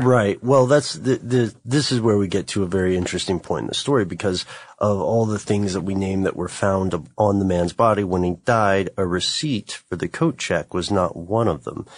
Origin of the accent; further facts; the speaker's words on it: United States; accent: American; my American accent is atrocious